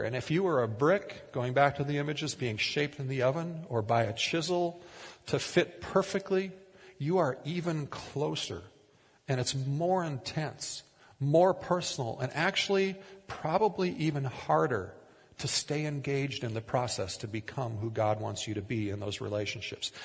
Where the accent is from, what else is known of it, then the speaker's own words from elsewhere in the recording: Minnesota, United States; moved away as an adult; also born or lived in Tulsa, Oklahoma / Oregon; We grew up in Minnesota in largely rural conservative communities